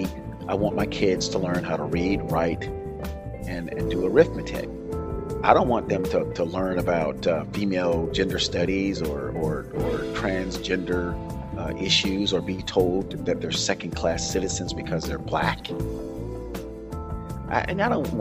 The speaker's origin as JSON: {"language": "English", "town": "Tampa", "region": "Florida", "country": "United States", "tie": "born or raised there", "said": "I grew up in Tampa, Florida"}